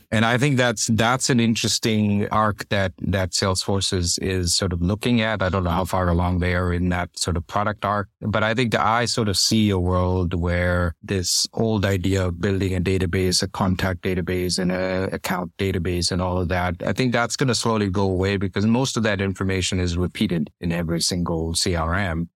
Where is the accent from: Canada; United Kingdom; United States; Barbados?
Canada; Toronto, Ontario; I grew up in Toronto